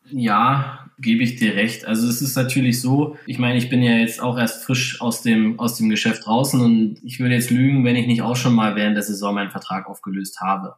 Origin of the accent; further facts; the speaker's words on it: Weißwasser, Saxony, Germany; now in Sonthofen, Germany; früher in Weißwasser, wo ich halt das Schlittschuhlaufen erlernt habe